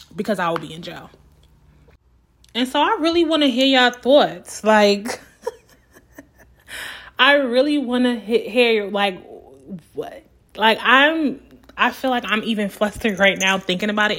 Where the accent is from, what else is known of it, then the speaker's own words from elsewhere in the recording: New York City, New York, United States; I'm from Brooklyn